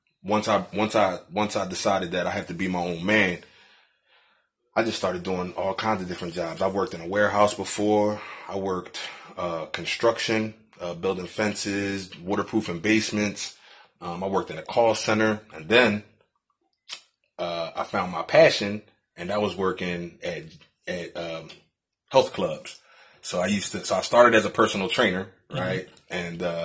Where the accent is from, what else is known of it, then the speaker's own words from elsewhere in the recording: Philadelphia, Pennsylvania, United States; also born or lived in Virginia; born and raised in Philadelphia